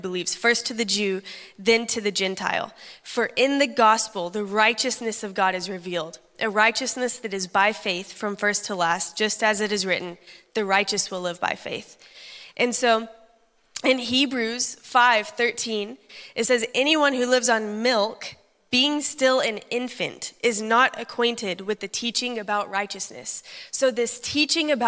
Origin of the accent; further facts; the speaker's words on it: Texas, United States; I'm from Texas